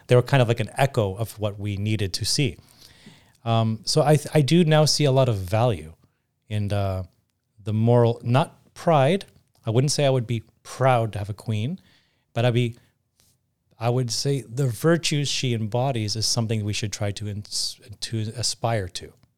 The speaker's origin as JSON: {"language": "English", "country": "Canada"}